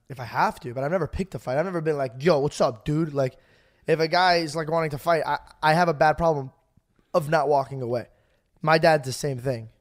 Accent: Arizona, United States; I'm from Arizona

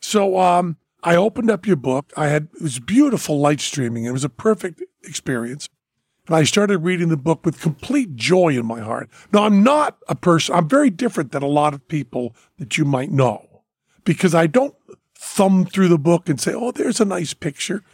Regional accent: Western Massachusetts, United States; I'm from Western Massachusetts

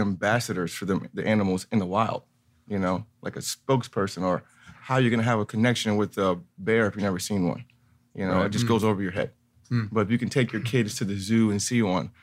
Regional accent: Rhode Island, United States; moved away; I grew up in Rhode Island

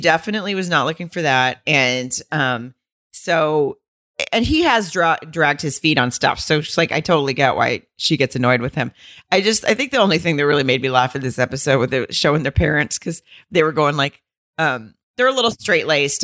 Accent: Arkansas, United States; people I knew, like, growing up in Arkansas

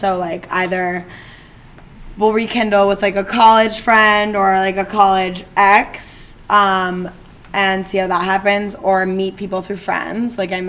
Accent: Bedford, New York, United States; Yeah, and we grew up in Bedford, New York, to be a little more specific about the Westchester.

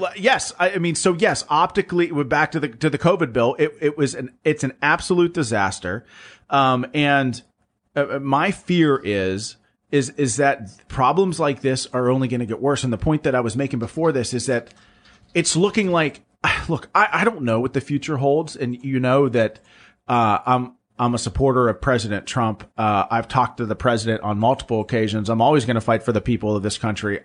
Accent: Pennsylvania, United States; my home state of Pennsylvania

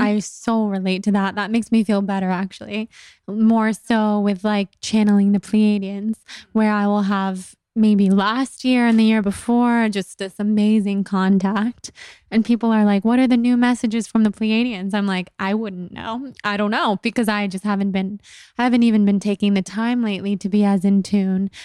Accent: California, United States; accent: California girl; being such a California girl with my voice and always in high school being made fun

